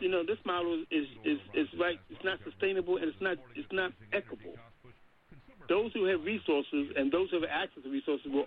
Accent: Baltimore, Maryland, United States; a young kid growing up in Baltimore

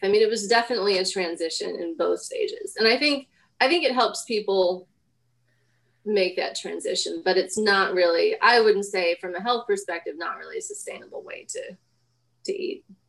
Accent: Denver, Colorado, United States; I mean, I was born, I grew up in Denver.

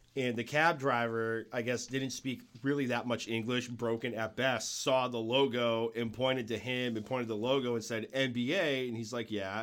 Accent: New England, United States; I'm from New England

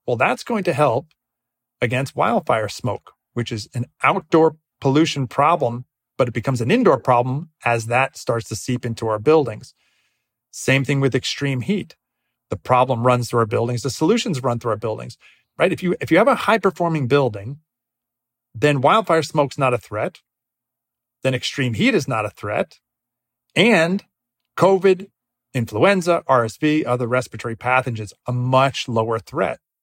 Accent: Northeast, United States; I grew up in the Northeast.

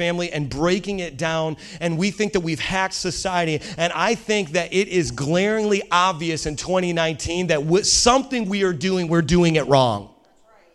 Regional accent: Indiana, United States; I'm from Indiana

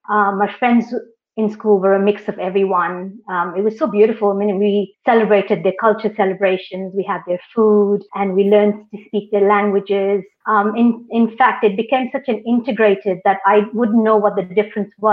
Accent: Kenya; also born or lived in Delhi, India / Iran; My parents are from Delhi, but we moved. They moved to Iran around the 1974. Um, I was born in Delhi, but then brought back to Iran, and then the revolution started, and we were then kicked out again. Um, but my parents then moved to Kenya

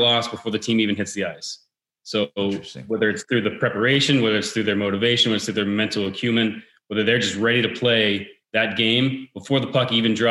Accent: Pittsburgh, Pennsylvania, United States; moved away as an adult; I'm born and raised in Pittsburgh originally, and moved around for a couple of years

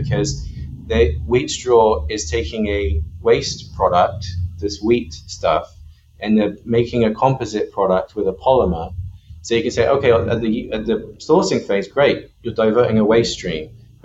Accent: Bristol, South West England, United Kingdom; moved away as an adult; also born or lived in London / San Francisco; now in United States; Bristol in the UK, and is where I grew up.

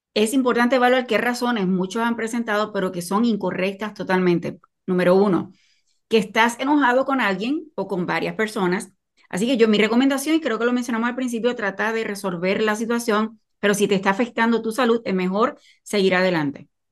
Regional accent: Puerto Rico; soy de Puerto Rico

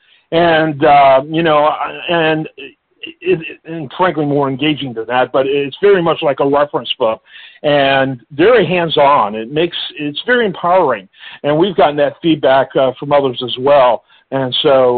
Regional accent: Detroit, Michigan, United States; I grew up in Michigan, which went back when I grew up in Michigan in the Detroit area

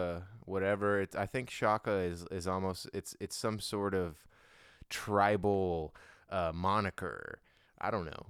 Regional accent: Hawaii, United States; moved away; Back in my hometown of, I mean, just my home state of Hawaii

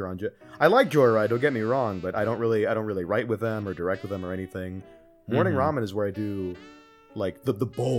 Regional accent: California, United States; I am from California, as born and raised

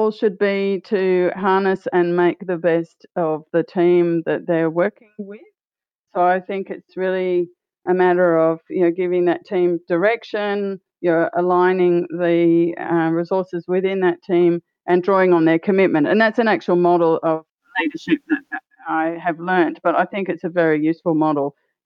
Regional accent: Australia; also born or lived in Costa Rica / Peru / Colombia; as an Australian

